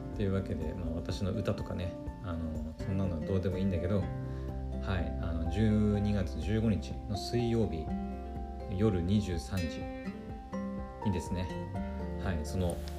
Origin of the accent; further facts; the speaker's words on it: Aomori, Japan; 私の故郷青森県